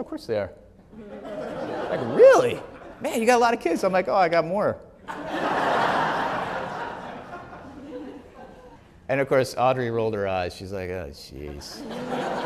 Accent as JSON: {"language": "English", "region": "Wisconsin", "country": "United States", "moved": "yes", "lives_now": "Wheaton, United States", "said": "I'm from Wisconsin"}